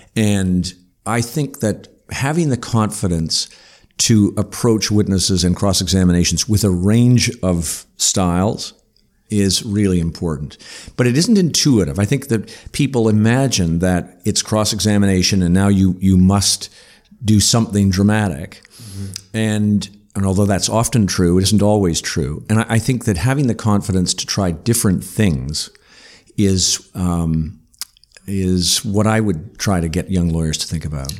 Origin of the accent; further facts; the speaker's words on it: North Bay, Ontario, Canada; I grew up in North Bay